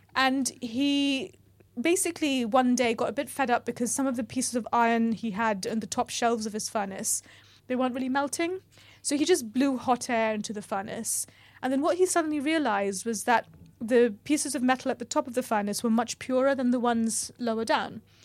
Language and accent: English; New York, United States; I grew up in New York, and, uh, it was the eighties